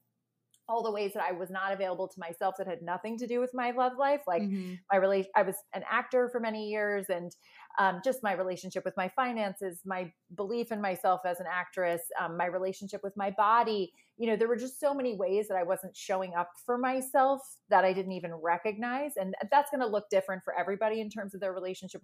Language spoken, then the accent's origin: English; Ireland; moved away; I'm from Ireland originally